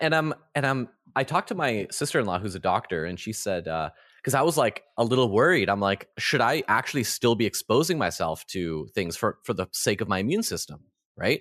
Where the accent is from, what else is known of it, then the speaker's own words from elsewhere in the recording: Canada; I grew up in the Ukrainian Orthodox Church in Canada